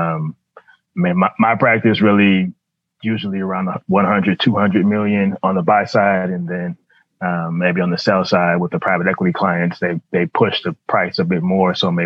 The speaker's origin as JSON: {"language": "English", "town": "New Orleans", "region": "Louisiana", "country": "United States", "tie": "born or raised there", "also_born_or_lived": "Dallas", "moved": "as an adult", "lives_now": "Washington, D.C., United States", "said": "So I grew up in New Orleans, New Orleans kid, New Orleans public school kid"}